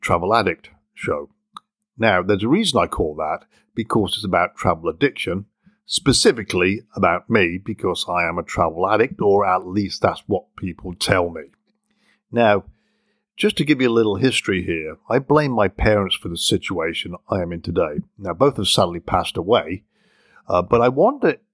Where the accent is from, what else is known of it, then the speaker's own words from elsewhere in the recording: England, United Kingdom; moved away as an adult; now in United States; growing up in England